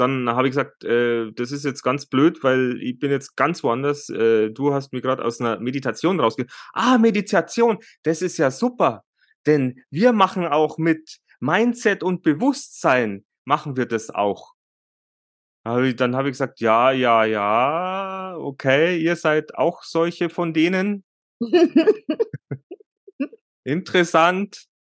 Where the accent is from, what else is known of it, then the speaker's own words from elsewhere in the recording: Bavaria, Germany; bei uns, äh, bei uns in Bayern